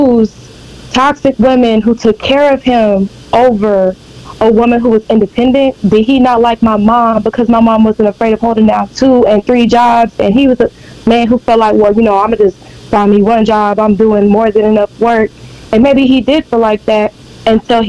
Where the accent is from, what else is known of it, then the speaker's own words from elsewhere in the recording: Beaumont, Texas, United States; I'm from Beaumont